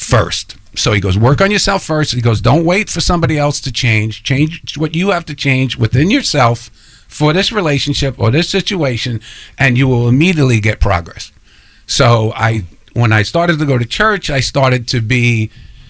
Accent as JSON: {"language": "English", "town": "New York City", "region": "New York", "country": "United States", "tie": "born or raised there", "said": "I grew up on Seymour and Gun Hill, and I grew up right down the street from Holy Rosary"}